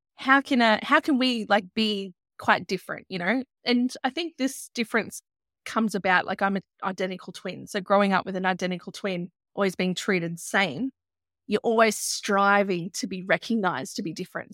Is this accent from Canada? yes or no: no; Byron Shire, New South Wales, Australia; I grew up in the Byron Shire